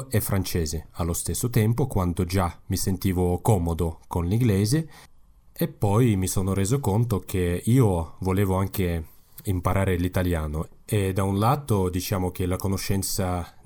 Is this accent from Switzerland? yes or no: no; Kazakhstan; Italian is a second language; Sì, ma eh, per me è molto più facile usare il russo perché quando eh, sono andato a scuola, tutto diciamo, l'insegnamento era in russo, ma parlavo il kazako in casa